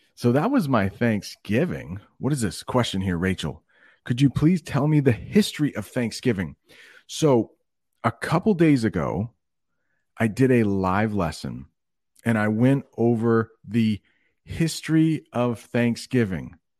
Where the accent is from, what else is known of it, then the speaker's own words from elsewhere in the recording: United States; in the United States, we often like to think of ourselves as non-conforming